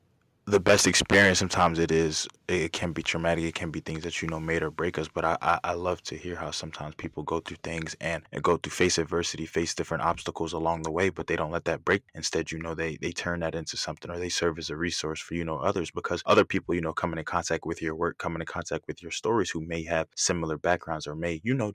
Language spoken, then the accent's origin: English; Philadelphia, Pennsylvania, United States; also born or lived in Bronx, New York; I was raised in Philadelphia. I left when I was 2